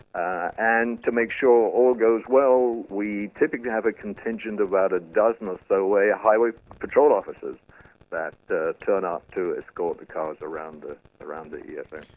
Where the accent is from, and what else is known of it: United Kingdom; accent: British; moved away